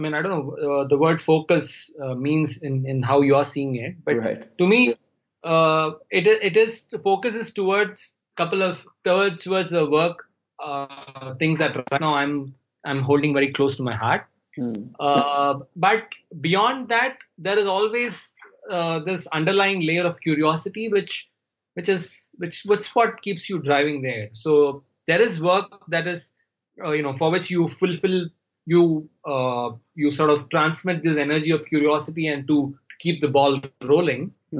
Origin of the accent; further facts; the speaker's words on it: India; first language Tamil; English is a second language; I'm more fluent in English than in my mother tongue, which was Tamil.